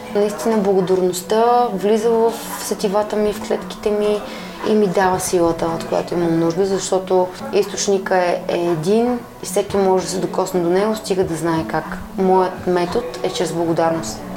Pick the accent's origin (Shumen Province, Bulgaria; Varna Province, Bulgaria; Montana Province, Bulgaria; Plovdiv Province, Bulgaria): Plovdiv Province, Bulgaria; Plovdiv; now in Sofia, Bulgaria; В Пловдив, моя роден град